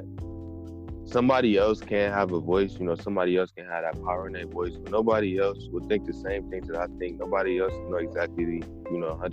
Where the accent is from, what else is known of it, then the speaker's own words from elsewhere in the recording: Cleveland, Ohio, United States; I'm from Cleveland, Ohio